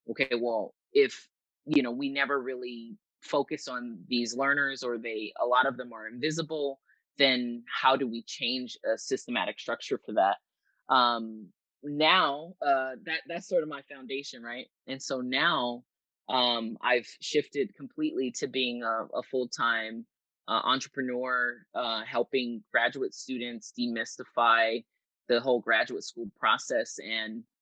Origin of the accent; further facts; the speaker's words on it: Los Angeles, California, United States; I grew up in Southern California in LA, and I had neighbors who spoke Spanish, Armenian, Farsi, Samoan. Um, my dad is from Western Samoa